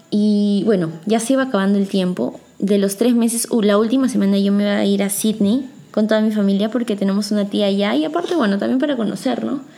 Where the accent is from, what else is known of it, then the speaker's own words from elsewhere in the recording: Peru; yo soy peruana